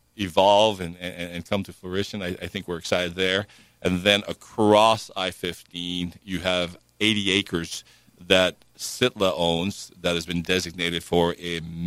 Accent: Hawaii, United States; now in Washington City, United States; I come from Hawaii.

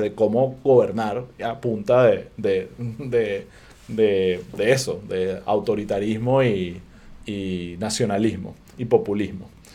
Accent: Venezuela; uno como venezolano

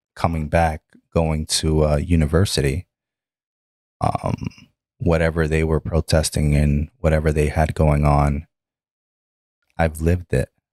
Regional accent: New York City, New York, United States; also born or lived in Bronx, New York; Bronx, New York. Uh, born in Bronx and then, uh, moved to Brooklyn. And then that's where I spend the majority

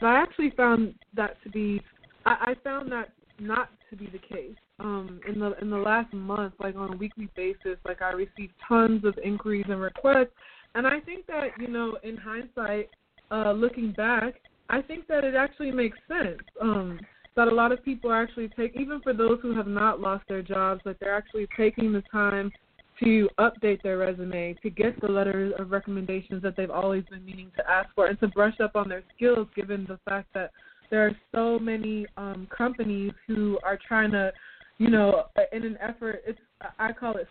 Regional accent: North Carolina, United States; moved away as an adult; also born or lived in Uganda; I'm from North Carolina, and I found my way back here because we were evacuated

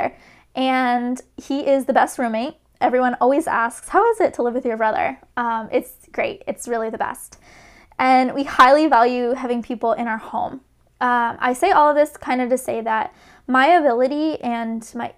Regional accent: Rhode Island, United States; moved away as an adult; now in Boston, United States; I grew up in Rhode Island, the best little ocean state ever.

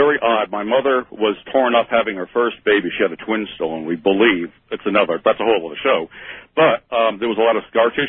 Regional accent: Connecticut, United States; moved away; also born or lived in Arkansas; I'm from Connecticut

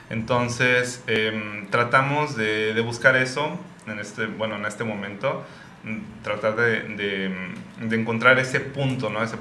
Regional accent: Oaxaca, Mexico; como somos oaxaqueños decimos

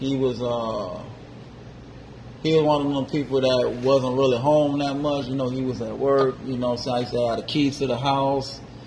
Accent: Miami, Florida, United States; also born or lived in West Palm Beach; I'm originally from Miami, 305

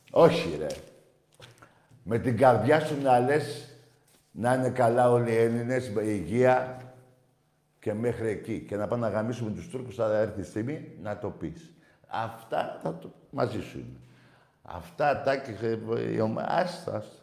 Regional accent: Thessaloniki, Central Macedonia, Greece; Ναι, πάω και είμαι από Θεσσαλονίκη.

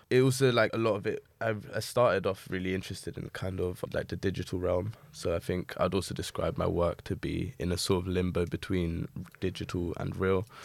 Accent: London, United Kingdom; I'm a painter from Southeast London, born and raised in Peckham

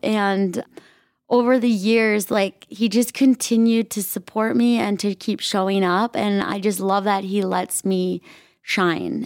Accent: Minnesota, United States; I grew up in Minnesota, very traditional Midwest.

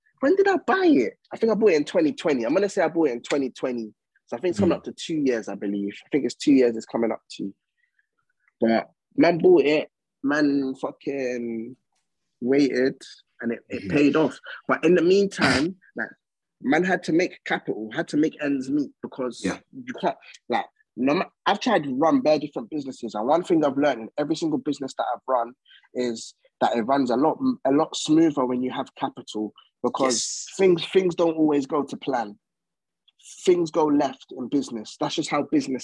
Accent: Essex, East of England, United Kingdom; also born or lived in East London / Coventry; I'm from Essex, innit?

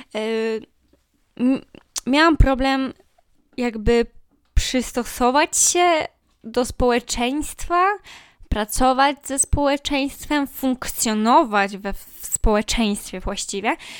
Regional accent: Poland; ja jestem z małego miasta

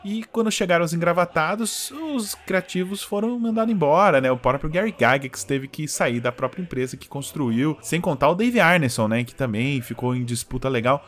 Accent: São José dos Campos, São Paulo, Brazil; Eu sou do interior, né? Eu sou de São José dos Campos

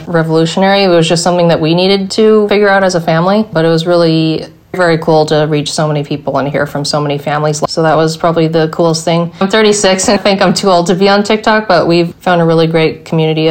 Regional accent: Hawaii, United States; also born or lived in Korea / New York; We live in Hawaii and we grew up in Hawaii

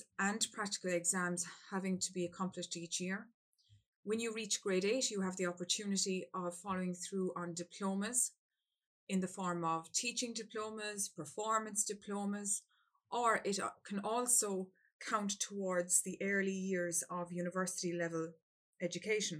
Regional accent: Ireland; I'm from Ireland

